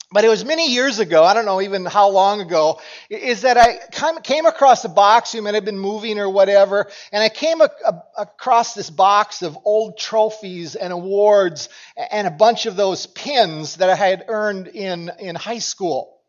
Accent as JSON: {"language": "English", "town": "Cokato", "region": "Minnesota", "country": "United States", "tie": "born or raised there", "said": "And, and for us, as I grew up in Cokato, and Dassel-Cokato was the school that merged in my senior year."}